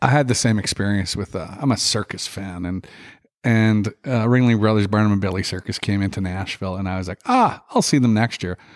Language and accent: English; Regina, Saskatchewan, Canada; in Regina, which is my hometown.